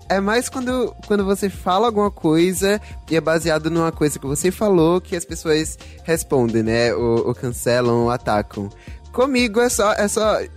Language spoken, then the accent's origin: Portuguese; Salvador, Bahia, Brazil; accent: baiano